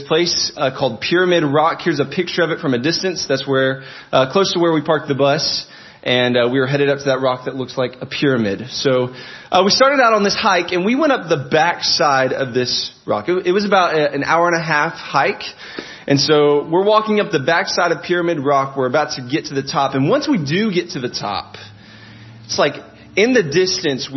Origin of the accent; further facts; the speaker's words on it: Arkansas, United States; I'm from a state in America called Arkansas